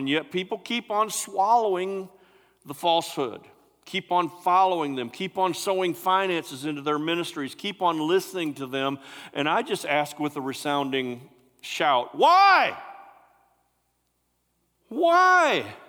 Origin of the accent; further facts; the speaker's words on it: West Branch, United States; We grew up in West Branch together